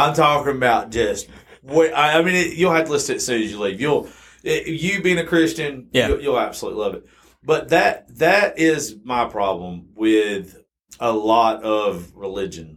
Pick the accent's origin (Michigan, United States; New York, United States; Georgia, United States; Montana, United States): Georgia, United States; South; also born or lived in Macon, Georgia; I grew up in South Georgia, so I'm automatically Baptist